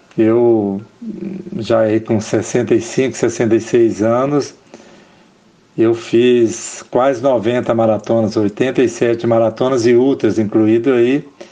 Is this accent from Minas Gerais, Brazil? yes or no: yes; Uberlândia, Minas Gerais, Brazil; eu sou de Uberlândia